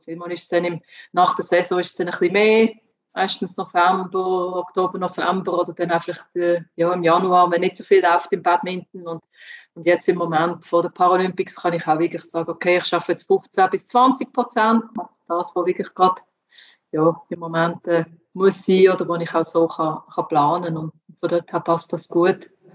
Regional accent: Switzerland; ich als Schweizerin

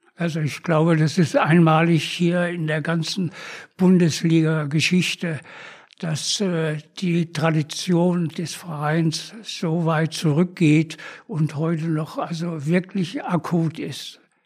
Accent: Essen, North Rhine-Westphalia, Germany; moved away; also born or lived in Innsbruck; ich bin in Essen geboren, bin noch dann, dann zur Schule gegangen

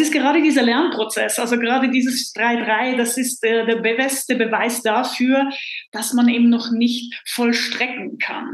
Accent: Switzerland; freue ich mich jetzt als Schweizerin

